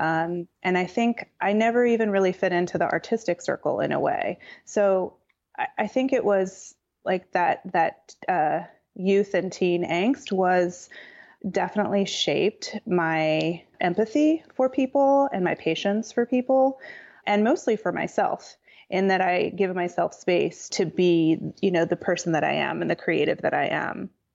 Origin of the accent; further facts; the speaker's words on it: Pasadena, California, United States; I was born in Pasadena, which is about ten miles northeast of downtown Los Angeles. and I grew up in a modern house